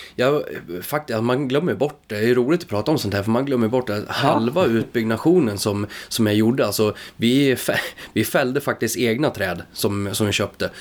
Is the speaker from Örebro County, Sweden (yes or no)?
yes; Grythyttan, Örebro County, Sweden; moved away as an adult; now in Säter, Sweden; Jag kommer ifrån eh, Grythyttan